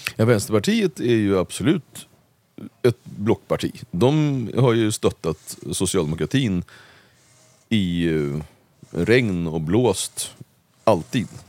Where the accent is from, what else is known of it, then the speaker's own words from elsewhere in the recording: Uppsala, Uppsala County, Sweden; när jag växte upp i Gottsunda